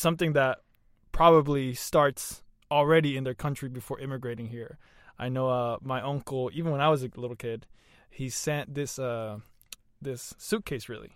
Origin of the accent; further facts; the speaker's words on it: the South, United States; growing up in the South